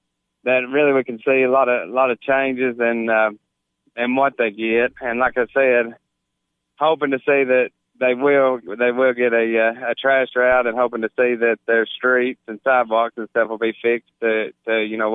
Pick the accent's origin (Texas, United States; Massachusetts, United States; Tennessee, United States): Tennessee, United States; Gainesboro; I was born and raised in Gainesboro